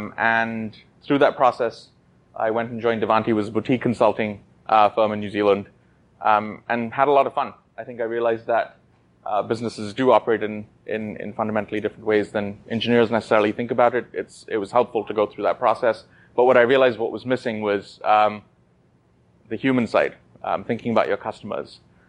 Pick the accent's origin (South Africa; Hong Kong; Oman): Oman; also born or lived in Kashmir, India; I was born in India in the Himalayan ranges, specifically Kashmir. Immediately after, a month later, I was moved to the Middle East in Oman, where my family settled. That's where I did my schooling.